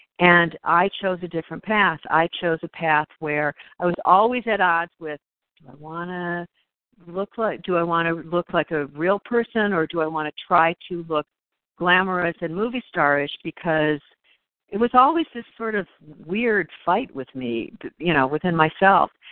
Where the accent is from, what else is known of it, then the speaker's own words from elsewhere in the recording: Ohio, United States; I grew up in Ohio, and growing up in Ohio